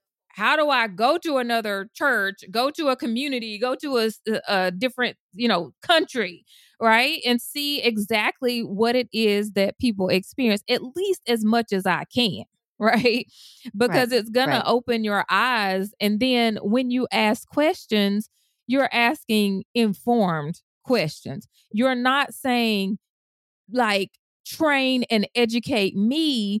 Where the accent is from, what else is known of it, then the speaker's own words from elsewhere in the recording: Deep South, United States; I was raised in the Deep South as a Black woman.